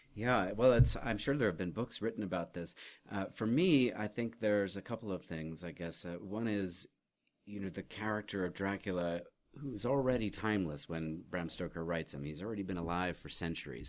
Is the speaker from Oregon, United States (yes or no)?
yes; Oregon, United States; I was raised in Oregon